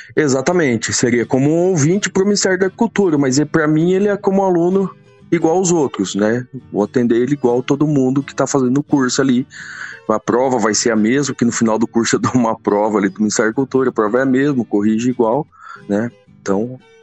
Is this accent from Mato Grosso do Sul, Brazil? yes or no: yes; Mato Grosso do Sul, Brazil; also born or lived in Santa Catarina / Dourados; tinha uns dois anos de idade, mudamos para Mato Grosso do Sul.